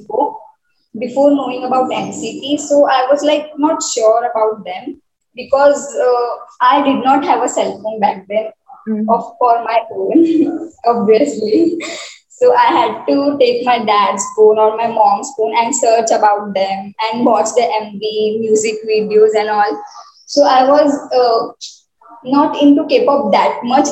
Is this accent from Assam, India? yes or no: no; Mumbai, Maharashtra, India; I am 18 years old and I'm from Mumbai